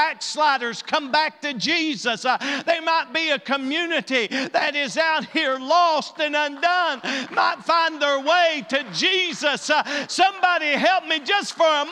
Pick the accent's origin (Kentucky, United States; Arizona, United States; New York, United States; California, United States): Kentucky, United States; East; we're as far east as you can get without being in West Virginia or Virginia.